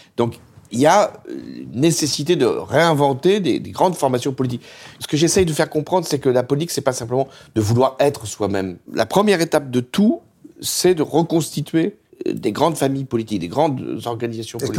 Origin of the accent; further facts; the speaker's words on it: France; notre pays